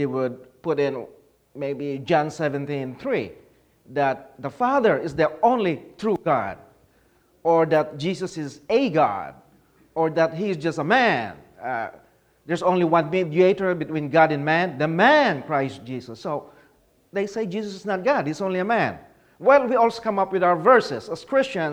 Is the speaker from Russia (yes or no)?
no; Philippines; now in Charlotte, North Carolina, United States; I was born and raised in the Philippines